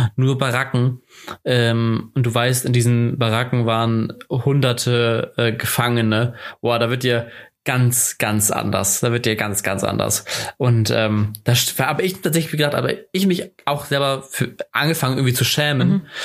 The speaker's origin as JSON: {"language": "German", "country": "Germany", "said": "als Deutscher"}